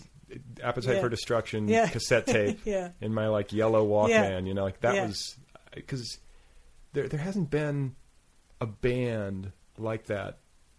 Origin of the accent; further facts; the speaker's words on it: Indiana and Milwaukee, Midwest, United States; I'm from Indiana and Milwaukee